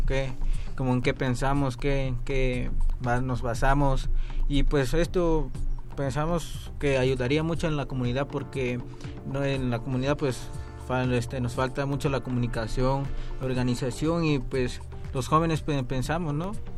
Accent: San Francisco del Mar, Oaxaca, Mexico; Vengo del Istmo de Tehuantepec, al igual que el compañero Yosemir. Somos de un pueblo llamado San Francisco del Mar, Pueblo Viejo

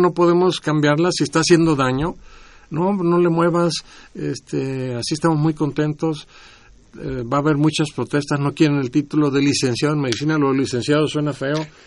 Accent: Guasave, Sinaloa, Mexico; moved away; also born or lived in Washington, D.C.; En mi pueblo, en Guasave, Sinaloa

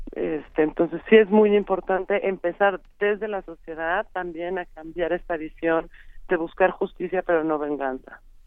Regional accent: Mexico; como mexicanos

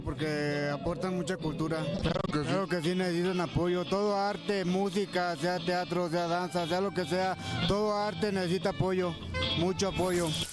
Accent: Guanajuato, Mexico; soy de aquí de Guanajuato Capital

